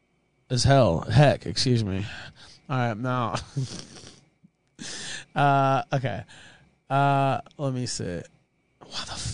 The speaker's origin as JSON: {"language": "English", "region": "the South", "country": "United States", "moved": "yes", "said": "I'm from the South"}